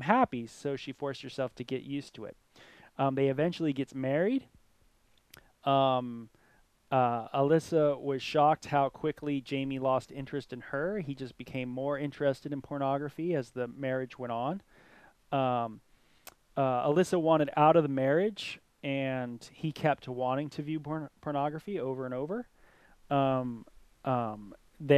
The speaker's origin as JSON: {"language": "English", "region": "Southern California", "country": "United States", "tie": "born or raised there", "said": "growing up in Southern California, hanging out at Venice Beach"}